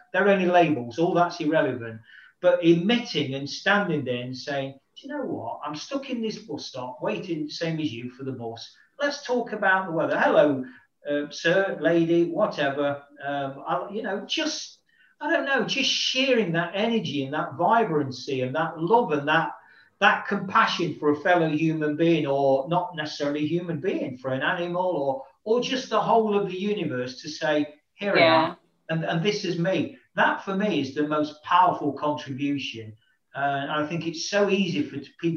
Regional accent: Nottingham, East Midlands, United Kingdom; moved away; a professional football club, Nottingham Forest, back in my hometown

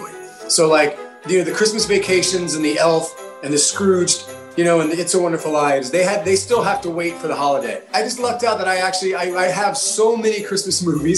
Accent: New York, United States; as a New Yorker

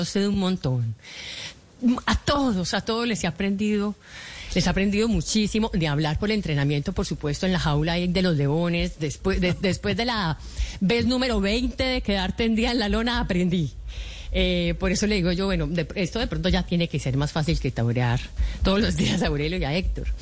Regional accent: Colombia; como cualquier colombiano

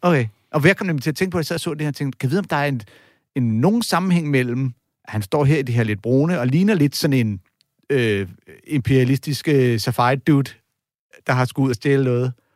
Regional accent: Denmark

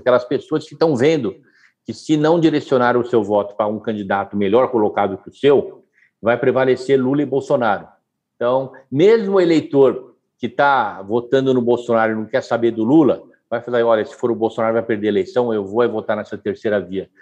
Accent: Brazil; como brasileiro

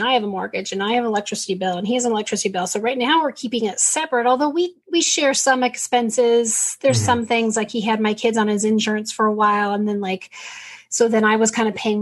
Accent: San Diego, California, United States; We're San Diego kids. We grew up in San Diego

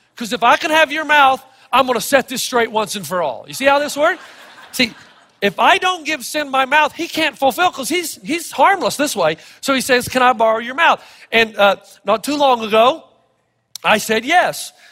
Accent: Elizabethton, Tennessee, United States; When I was growing up in Elizabethton, Tennessee

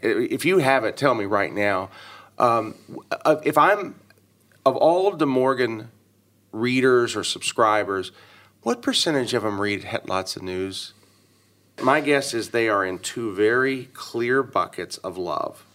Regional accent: Dallas, Texas, United States; born or raised there

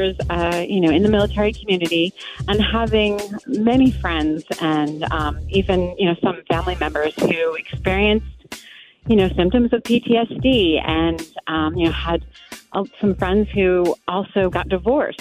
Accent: New York, United States; moved away as an adult; also born or lived in Fort Leavenworth, Kansas; I'm a New Yorker

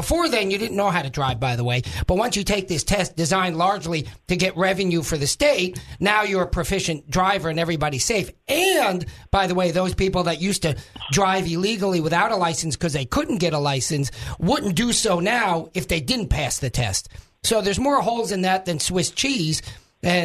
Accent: New York, United States; now in Arkansas, United States; My original state, I used to say my home state, but Arkansas is my home state. My original state is New York

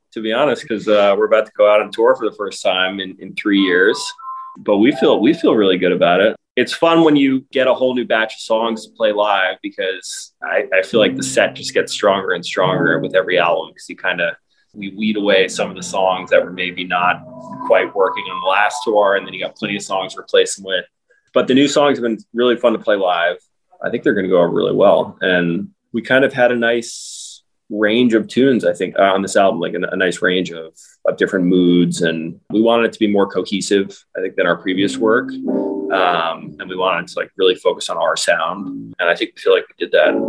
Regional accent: New York, United States; So I knew James growing up in New York. We went to the same middle school.

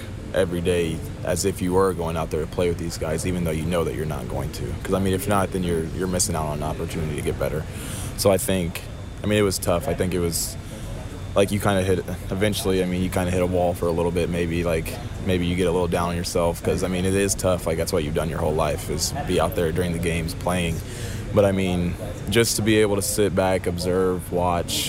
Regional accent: Indiana, United States; growing up in Indiana

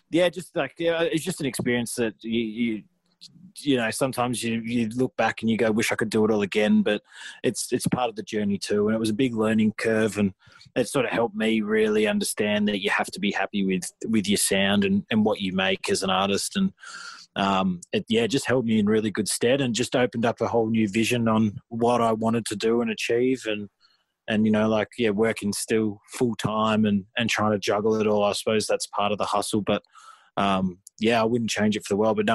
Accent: Australia; for years we sort of just were classed as Aussie hip hop, you know, and it was just I never really found myself in that niche, which like I am now collaborating with more Australian artists

